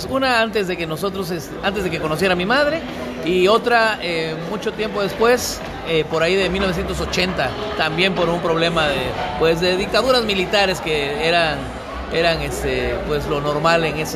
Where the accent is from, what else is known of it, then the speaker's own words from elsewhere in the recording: Cosamaloapan, Veracruz, Mexico; born there; Yo nací en Cosamaloapan, Veracruz, el 29 de abril, como bien dijiste, del 68.